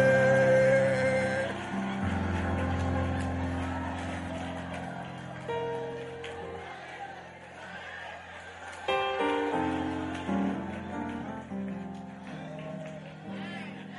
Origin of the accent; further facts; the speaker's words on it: Accra, Greater Accra, Ghana; I grew up in Accra Central.